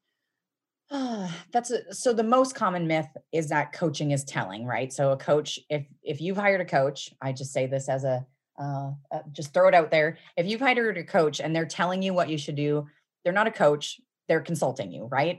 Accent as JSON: {"language": "English", "region": "Midwest", "country": "United States", "also_born_or_lived": "Seattle / Cincinnati, Ohio", "moved": "as an adult", "said": "I was from the Midwest. I was living in Seattle"}